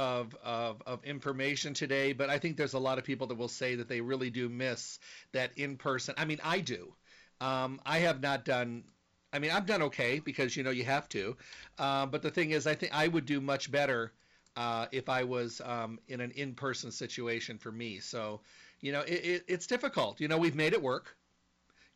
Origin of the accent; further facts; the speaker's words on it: Midwest, United States; moved away; I was raised in the Midwest